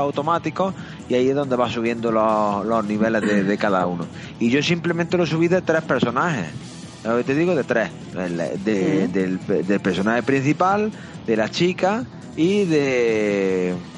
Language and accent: Spanish; Andalusia, Spain; a mí como andaluz